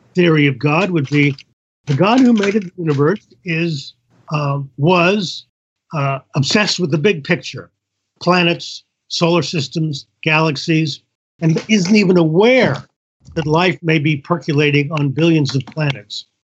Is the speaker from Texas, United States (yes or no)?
no; Indiana, United States; when I grew up in Indiana